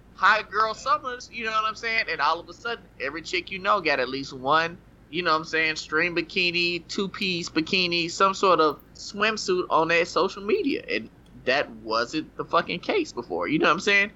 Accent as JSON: {"language": "English", "region": "Tennessee", "country": "United States", "tie": "born or raised there", "said": "I grew up in Tennessee"}